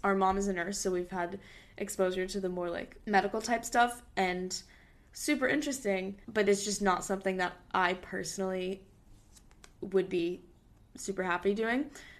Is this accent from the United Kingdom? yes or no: no; Hong Kong; we chose this separately, but basically we grew up in Hong Kong for our dad's job.